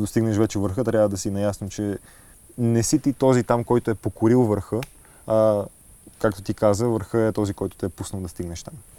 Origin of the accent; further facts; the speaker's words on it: Sofia, Sofia City, Bulgaria; географски съм роден в София, но духом съм от Благоевград.